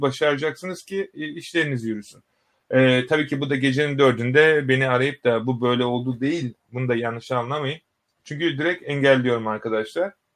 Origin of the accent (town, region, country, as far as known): Turkey